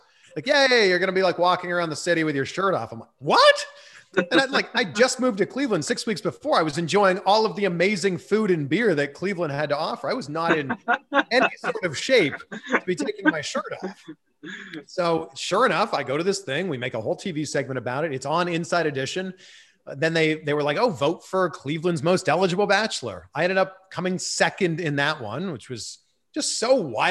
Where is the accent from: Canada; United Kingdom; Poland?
Canada; Pickering, Ontario; I take the train in from my hometown Pickering into Toronto